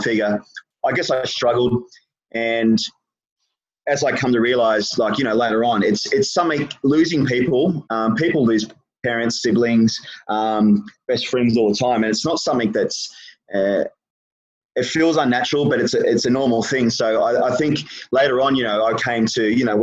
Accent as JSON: {"language": "English", "town": "Gold Coast", "region": "Queensland", "country": "Australia", "tie": "born or raised there", "moved": "as an adult", "said": "I actually moved away when I was 21 from the Gold Coast"}